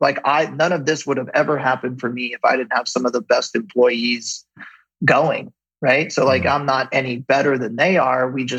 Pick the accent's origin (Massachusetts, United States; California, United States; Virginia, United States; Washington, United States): California, United States; Ventura; We have two kids. All our family and friends are here. Like, what do you mean? We grew up in Ventura. Like, why would we leave, right?